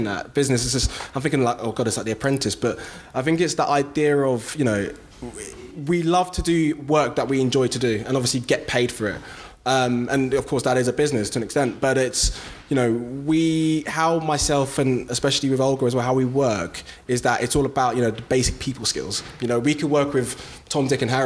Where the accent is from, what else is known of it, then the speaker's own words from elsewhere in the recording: London, United Kingdom; I'm from South London, Brixton.